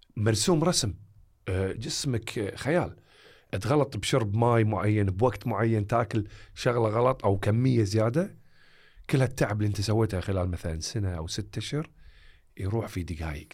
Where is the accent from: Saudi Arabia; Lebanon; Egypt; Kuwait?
Kuwait; حياتنا الواقعية ككويتيين أو عرب